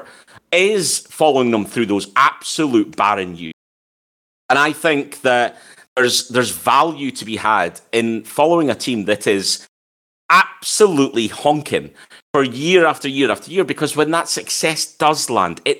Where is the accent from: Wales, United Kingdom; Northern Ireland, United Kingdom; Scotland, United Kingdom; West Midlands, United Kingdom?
Scotland, United Kingdom; as a Scottish person